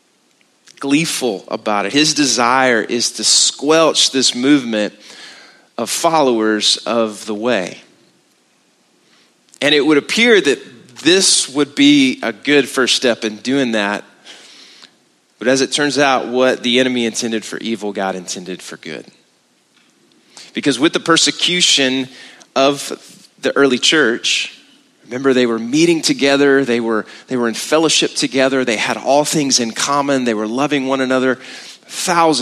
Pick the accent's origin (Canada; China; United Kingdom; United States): United States; Texas; we're from Texas